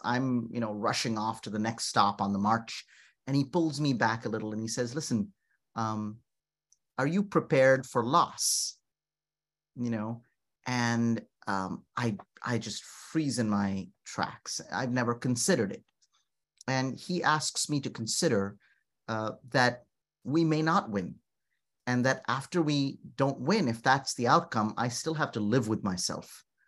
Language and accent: English; North India, India; moved away; I'm from North India.